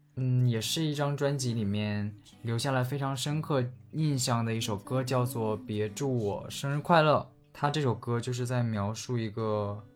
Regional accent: Tieling, Liaoning, China; 我的家乡铁岭

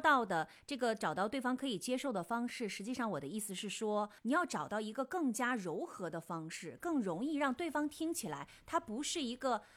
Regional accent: China; 我们中国人看来

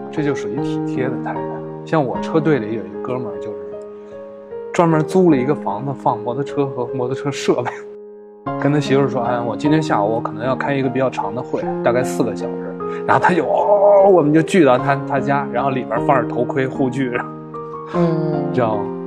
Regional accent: Beijing, China; 我是北京人

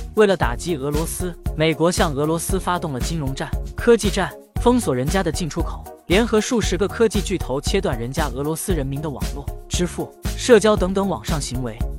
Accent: China; 我们中国，我们中国人民，中国高校，与我们的中国企业，其实也是一样的

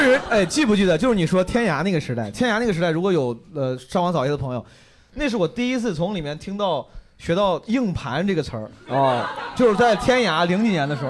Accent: Zhengzhou, Henan, China; also born or lived in New York; now in Shanghai, China; 我们河南人郑州人

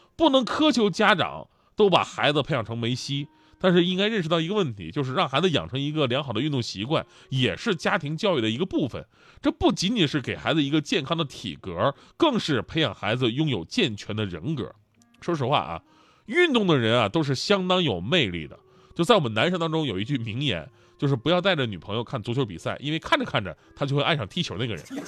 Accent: Yanbian, Jilin, China; 当年我家乡的球队延边奥东队

